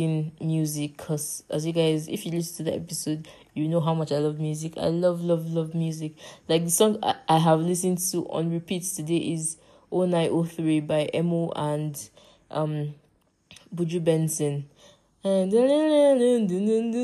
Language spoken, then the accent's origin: English; Nigeria; I am from Nigeria and I live in Nigeria